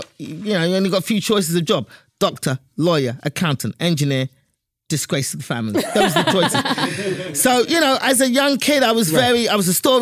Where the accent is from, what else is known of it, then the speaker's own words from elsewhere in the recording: England, United Kingdom; I was born and raised in England